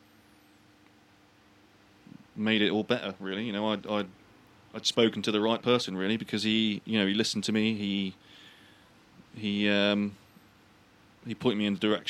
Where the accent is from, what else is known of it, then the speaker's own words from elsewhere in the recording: United Kingdom; I'm British.